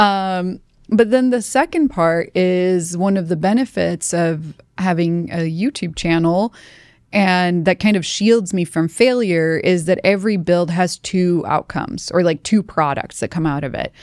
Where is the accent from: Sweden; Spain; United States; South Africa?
Sweden; moved away as an adult; I'm from Sweden